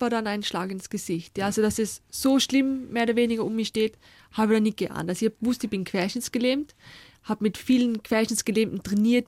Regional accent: Austria

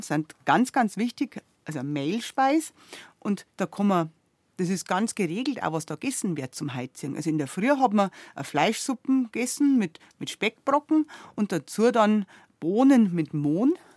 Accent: Southern Germany, Germany; bei uns in Süddeutschland

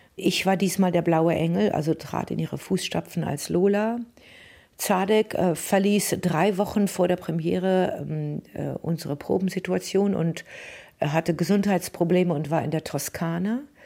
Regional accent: Germany; moved away as an adult; also born or lived in Paris; diesem Deutschland, in, den, in das ich hineingeboren

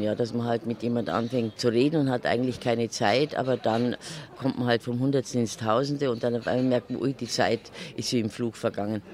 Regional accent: Bavaria, Germany; bei uns in Bayern

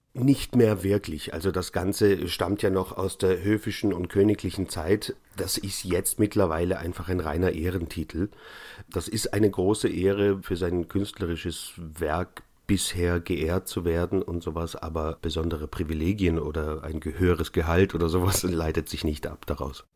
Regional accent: Neu-Ulm, Bavaria, Germany; also born or lived in Munich; Meine Kindheit habe ich in Bayern verbracht. Zwar im schwäbischen Teil Bayerns, aber in Neu-Ulm bin ich zehn Jahre in die Schule gegangen

